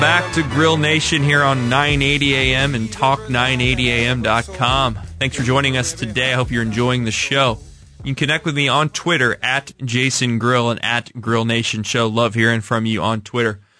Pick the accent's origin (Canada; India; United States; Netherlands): United States; Kansas City, Missouri; I grew up in the North Lane